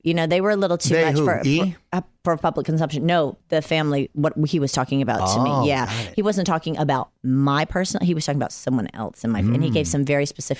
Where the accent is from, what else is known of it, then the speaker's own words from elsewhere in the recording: Atlanta, Georgia, United States; now in Los Angeles, United States; I'm from Atlanta.